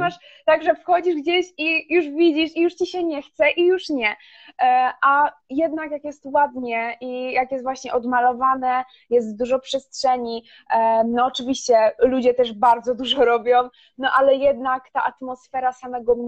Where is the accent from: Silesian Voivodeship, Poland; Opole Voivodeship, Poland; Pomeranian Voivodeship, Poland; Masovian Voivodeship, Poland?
Silesian Voivodeship, Poland; ja jestem ze Śląska i e, do Katowic mam 40 minut autem